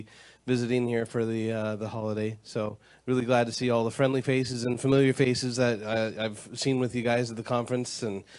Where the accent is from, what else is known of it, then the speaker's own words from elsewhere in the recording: Akron, Ohio, United States; I'm from Akron, Ohio.